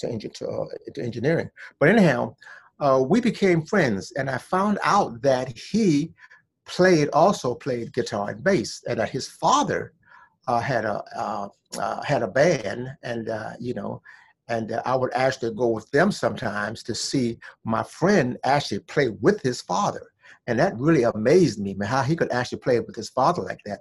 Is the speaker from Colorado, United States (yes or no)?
no; Washington, District of Columbia, United States; also born or lived in Vaughnville, South Carolina; But I grew up there until I was like 6 years old. And then my mom's, after I got six, she brought me up here to Washington, D.C.